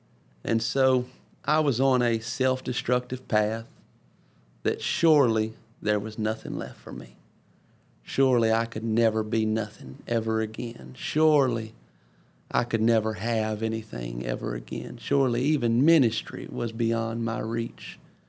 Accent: Ponchatoula, Louisiana, United States; I had been back in my hometown of Louisiana, back in Ponchatoula

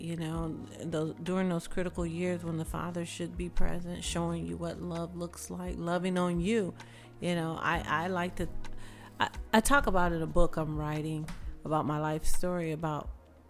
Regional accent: the South, United States; I would say the biggest difference with growing up in the South or spending time in the South, we spent more time outside.

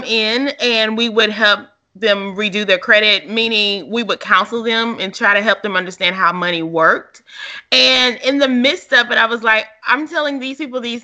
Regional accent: Louisiana, United States; my hometown is like a college town, Louisiana

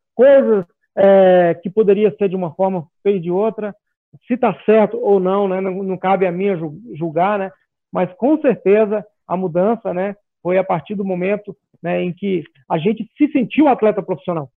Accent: Goiás, Brazil; sou goiano

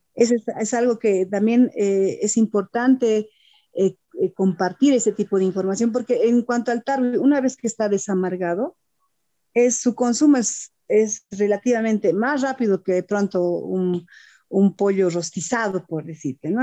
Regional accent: Bolivia

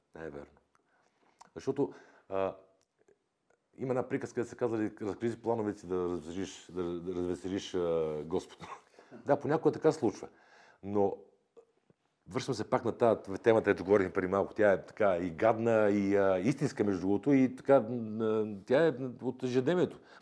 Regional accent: Bulgaria; аз съм българин, обичам България

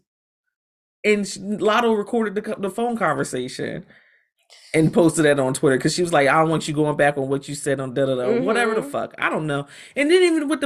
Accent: United States; I grew up in America

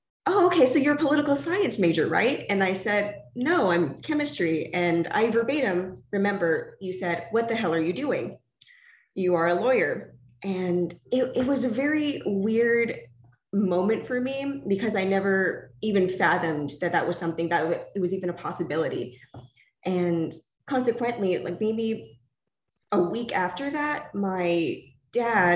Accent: San Antonio, Texas, United States; also born or lived in Austin, Texas; I am originally from San Antonio

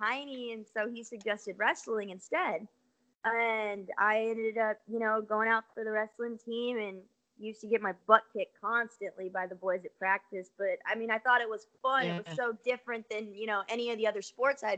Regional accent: California, United States; growing up in California, there's a lot of water polo teams out there

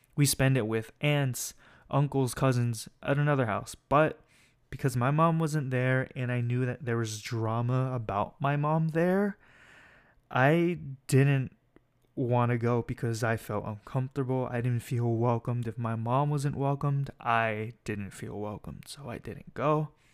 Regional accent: Escondido, California, United States; moved away as an adult; now in Pomona, United States; I'm from San Diego, city called Escondido. but I'm living up here for school

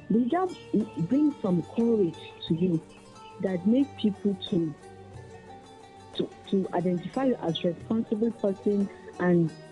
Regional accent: Niger State, Nigeria; I'm from Niger State

